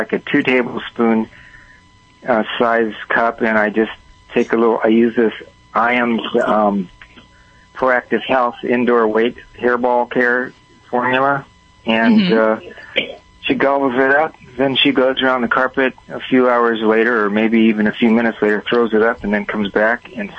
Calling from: Huntington Beach, California, United States; I'm in Huntington Beach, California.

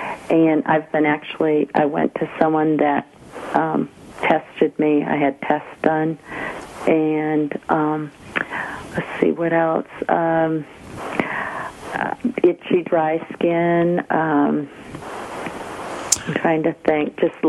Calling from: Georgia, United States

